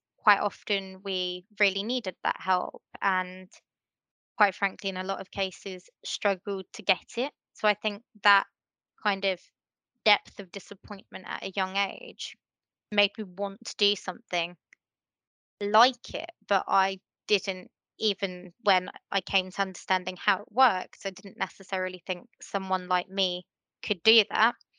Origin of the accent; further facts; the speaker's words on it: Letchworth, East of England, United Kingdom; Letchworth is my hometown. It's where I've grown up